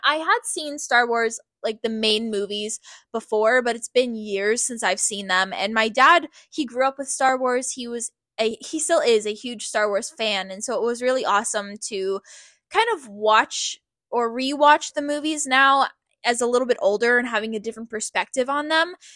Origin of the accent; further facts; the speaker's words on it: Canada; also born or lived in Hawaii; We were all born and raised in Canada